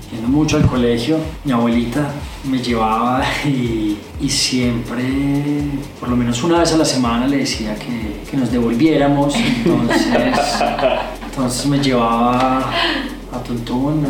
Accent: Armenia, Quindío, Colombia; moved away as an adult; now in Bogotá, Colombia; Yo nací en Armenia, soy armenio y ah. llevo viviendo en Bogotá 16 años

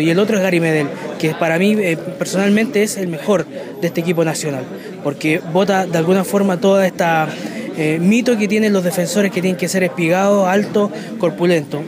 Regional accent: Chile; soy periodista chileno

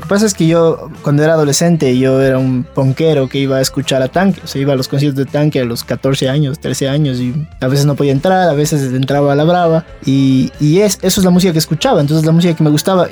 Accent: Quito, Pichincha, Ecuador; vivimos rodeados de todas las montañas

